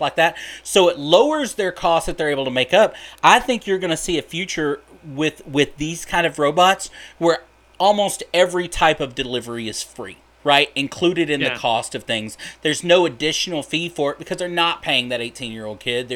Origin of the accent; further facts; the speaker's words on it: United States; I'm an American